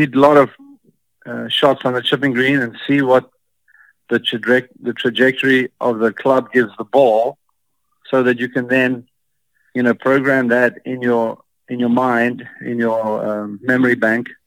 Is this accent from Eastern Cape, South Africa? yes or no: no; Cape Town, Western Cape, South Africa; I grew up in Cape Town, and it's like San Francisco.